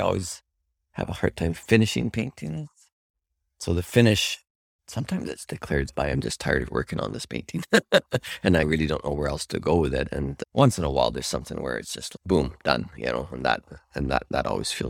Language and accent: English; Calgary, Alberta, Canada; Calgary. And I went to Alberta College of Arts, where I went and did the 4-year program there.